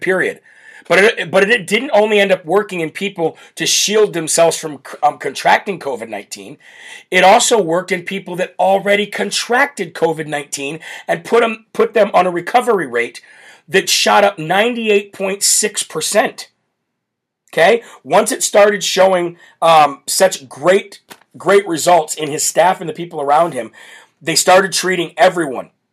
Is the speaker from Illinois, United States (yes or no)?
yes; Illinois, United States; Illinois, my home state where I'm from.